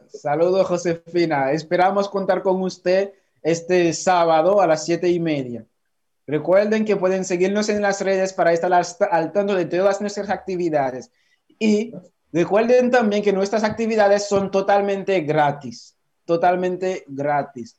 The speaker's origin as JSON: {"language": "Spanish", "country": "Haiti", "moved": "as an adult", "lives_now": "Dominican Republic", "said": "mi país"}